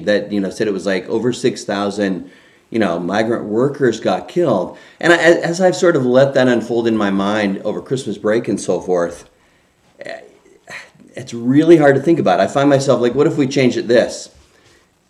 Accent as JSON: {"language": "English", "country": "Canada", "tie": "born or raised there", "moved": "yes", "lives_now": "United States", "said": "I grew up in Canada"}